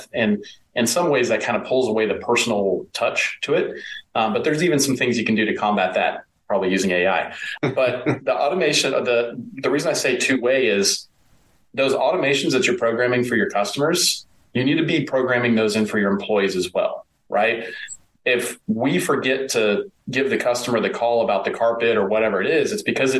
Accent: East Texas, United States; I grew up in East Texas.

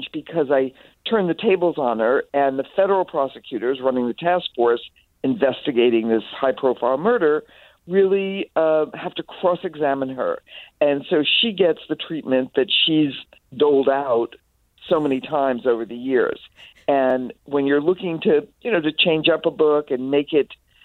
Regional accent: Mount Vernon, New York, United States; I grew up in Mount Vernon, so for your listeners local, it's very nearby.

